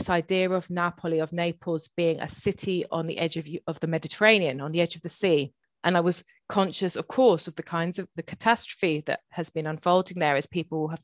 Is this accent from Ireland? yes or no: no; England, United Kingdom; my sister and I were both Le Inglesine, the little English girls